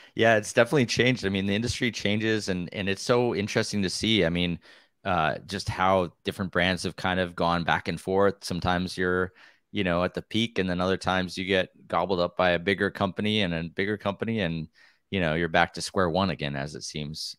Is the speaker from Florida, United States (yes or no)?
no; Wisconsin, United States; moved away as an adult; also born or lived in Pennsylvania; now in Oregon, United States; I grew up in Wisconsin where there's actually quite a bit of cross-country trails and stuff